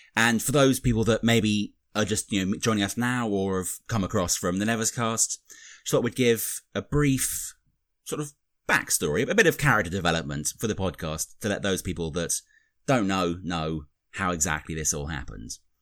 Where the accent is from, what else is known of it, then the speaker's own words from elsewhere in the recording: United Kingdom; accent: British; I'm the Brit here.